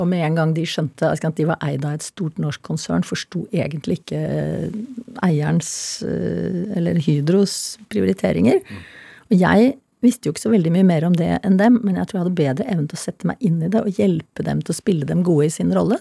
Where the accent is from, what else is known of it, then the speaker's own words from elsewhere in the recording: Norway; jeg meldte meg selvfølgelig som nordmann